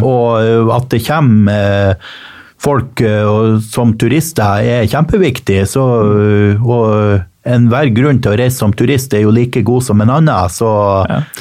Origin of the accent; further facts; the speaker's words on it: Mo i Rana, Nordland, Norway; moved away; det er i utkanten av Rana kommune. Og denne hjembygda mi